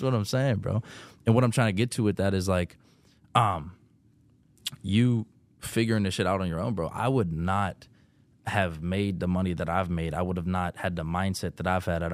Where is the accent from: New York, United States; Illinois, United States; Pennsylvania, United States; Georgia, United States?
Pennsylvania, United States; Pittsburgh; where I'm from Pittsburgh